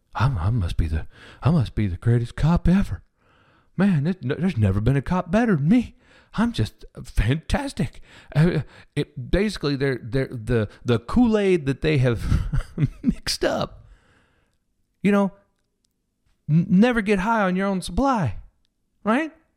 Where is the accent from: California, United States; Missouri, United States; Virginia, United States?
Missouri, United States; Kansas City; I grew up in Kansas City, Missouri.